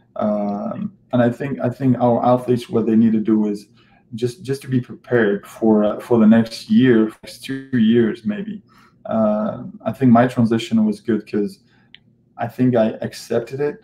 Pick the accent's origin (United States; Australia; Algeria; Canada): Algeria; moved away; my home country, home country in Algeria